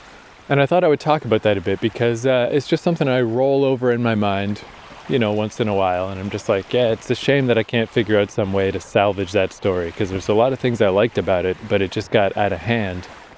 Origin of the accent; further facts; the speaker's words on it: New Brunswick, Canada; I'm still in Odell Park in my hometown.